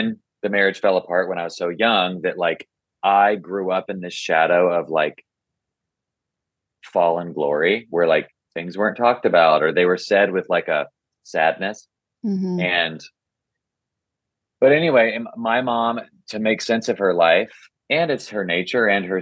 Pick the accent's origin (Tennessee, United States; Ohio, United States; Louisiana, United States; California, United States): Tennessee, United States; Nashville; I grew up in Nashville